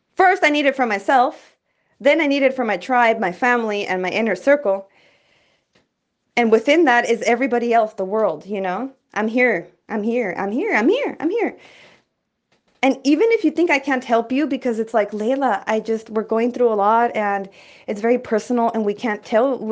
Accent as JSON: {"language": "English", "town": "El Paso", "region": "Texas", "country": "United States", "said": "I came from the hood from El Paso, Texas"}